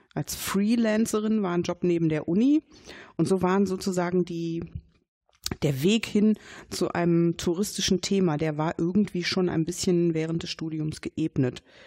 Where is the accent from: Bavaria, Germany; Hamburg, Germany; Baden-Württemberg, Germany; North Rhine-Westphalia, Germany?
North Rhine-Westphalia, Germany; Dortmund; Dortmund-Brechten, wo ich herkomme